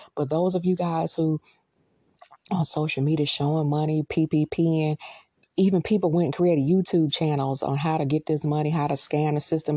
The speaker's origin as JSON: {"language": "English", "country": "United States", "said": "We, as American citizens"}